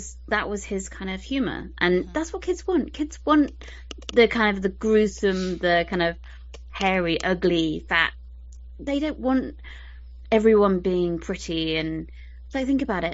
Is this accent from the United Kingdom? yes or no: yes; United Kingdom; I'm British